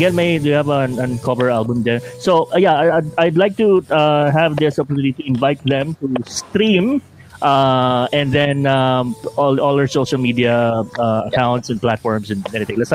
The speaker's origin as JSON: {"language": "Tagalog", "town": "Bacolod", "region": "Western Visayas", "country": "Philippines", "said": "It's speaking oh, Bacolod, taga Bacolod ako ah, Ilonggo."}